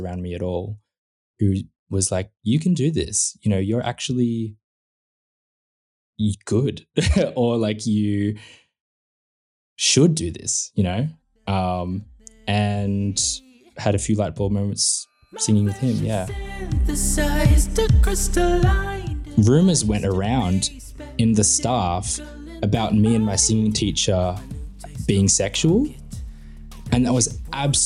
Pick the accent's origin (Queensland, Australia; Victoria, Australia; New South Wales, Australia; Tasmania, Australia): Victoria, Australia; Melbourne; in, like, the southeastern suburbs of Melbourne, it's kind of just like, yeah, just, it was just suburbia